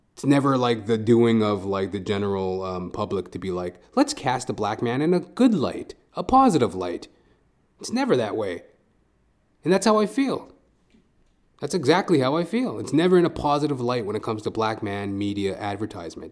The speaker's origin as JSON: {"language": "English", "town": "Edmonton", "region": "Alberta", "country": "Canada", "tie": "born or raised there", "moved": "as an adult", "lives_now": "Toronto, Canada", "said": "I was born in Edmonton, Alberta, born and raised"}